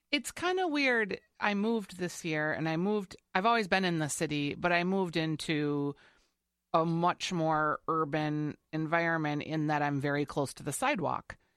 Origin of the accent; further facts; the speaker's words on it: Saint Paul, Minnesota, United States; We're both from Saint Paul.